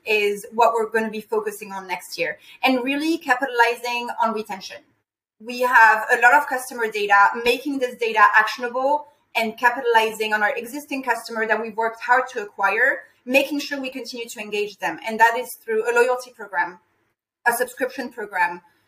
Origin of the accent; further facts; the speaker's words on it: France; moved away; I'm personally from France